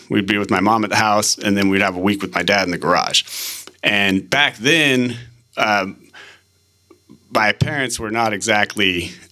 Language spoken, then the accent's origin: English; Manila, Metro Manila, Philippines; when I was three, my parents bought a house in Manila, and so I grew up out in Manila